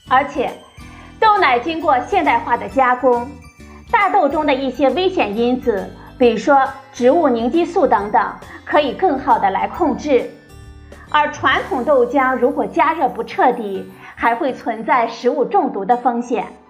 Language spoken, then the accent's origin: Chinese; China; 我们中国人